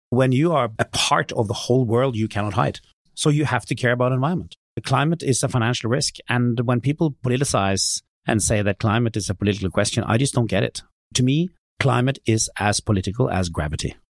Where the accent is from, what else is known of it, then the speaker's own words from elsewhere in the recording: Norway; my hometown in Norway where I grew up